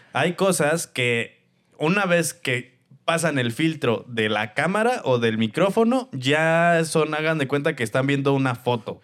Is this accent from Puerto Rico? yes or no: no; Celaya, Guanajuato, Mexico; yo soy de Celaya, Guanajuato